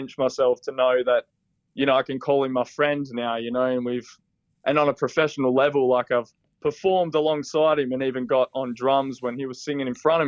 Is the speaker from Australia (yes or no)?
yes; Western Australia, Australia; now in Melbourne, Australia; We're actually from Western Australia, small country town.